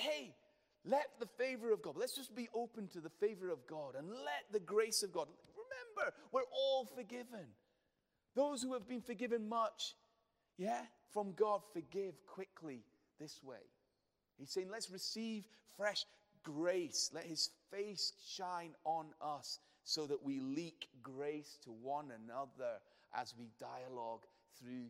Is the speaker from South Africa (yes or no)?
no; United Kingdom; We're too British